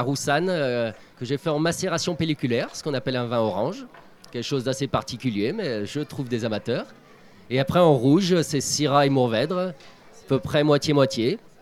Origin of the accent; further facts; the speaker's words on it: France; Je suis originaire de Gramont.